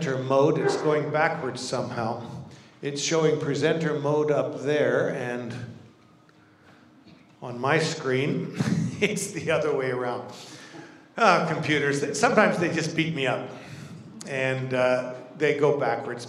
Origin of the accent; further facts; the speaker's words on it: Kenya; moved away as an adult; also born or lived in Zimbabwe / Vancouver, Canada / Toronto, Canada; now in Ottawa, Canada; I grew up in Kenya, East Africa, born, raised, all my education